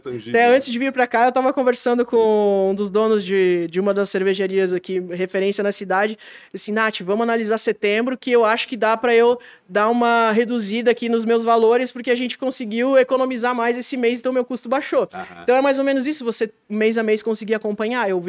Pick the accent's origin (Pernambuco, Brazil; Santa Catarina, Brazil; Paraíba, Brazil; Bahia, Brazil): Santa Catarina, Brazil; Blumenau; Eu sou de Blumenau, é. é. Mas o pessoal pega no meu pé que eu, eu atuei 10 anos em São Paulo e 3 em Curitiba